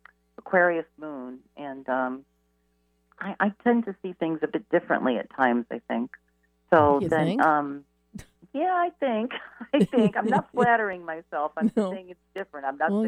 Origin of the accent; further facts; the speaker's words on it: New England, United States; now in Florida, United States; I'm in Florida now, but I was born in New England